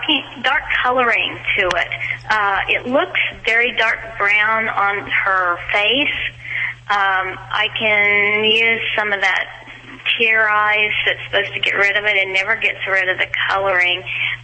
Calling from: Los Angeles, California, United States; Los Angeles.

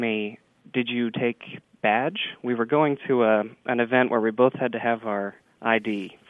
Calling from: Little Rock, Arkansas, United States; I'm calling from Little Rock, Arkansas.

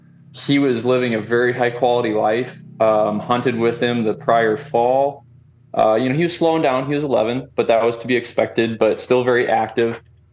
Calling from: Rochester, Minnesota, United States; I'm calling from Rochester, Minnesota. And so southeast corner of the state, most famous for Mayo Clinic.

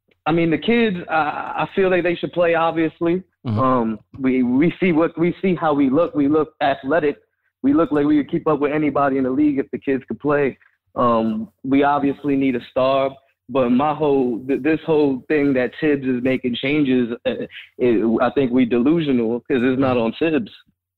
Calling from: Florida, United States; I'm from Florida.

